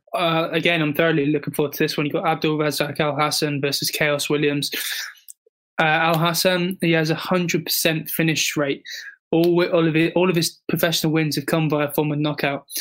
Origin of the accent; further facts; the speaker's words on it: England, United Kingdom; as a proud Englishman